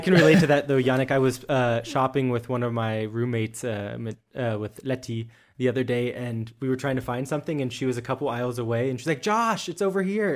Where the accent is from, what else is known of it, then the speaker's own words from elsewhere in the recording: United States; now in Germany; the most German American you will ever meet